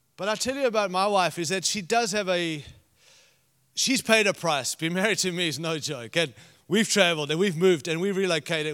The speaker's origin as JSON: {"language": "English", "country": "Zimbabwe", "tie": "born or raised there", "moved": "yes", "said": "I was born in Rhodesia, which is now Zimbabwe"}